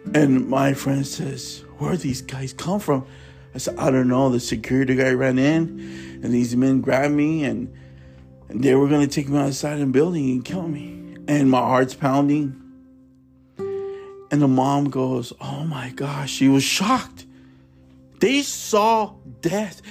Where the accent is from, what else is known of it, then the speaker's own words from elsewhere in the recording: Tulare, California, United States; also born or lived in Fresno, California; I was born in Fresno. I was raised in Tulare